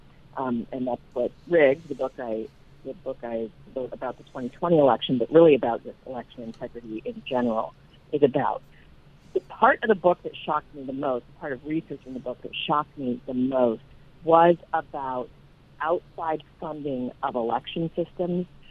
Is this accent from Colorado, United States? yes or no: yes; Colorado, United States; now in Northern Virginia, United States; I'm actually from Colorado, haven't lived there in a very long time, but a native of the state